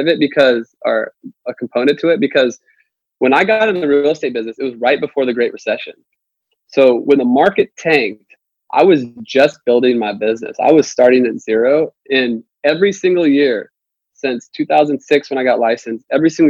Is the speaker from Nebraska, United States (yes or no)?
yes; Nebraska, United States; now in Nashville, United States; I'm from Nebraska. I moved here.